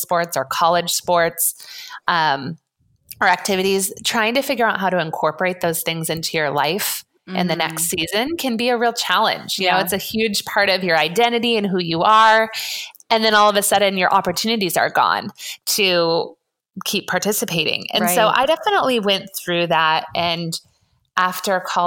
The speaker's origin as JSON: {"language": "English", "region": "Colorado", "country": "United States", "tie": "born or raised there", "moved": "yes", "lives_now": "Santa Barbara, United States", "said": "I was born in Colorado, grew up as an athlete"}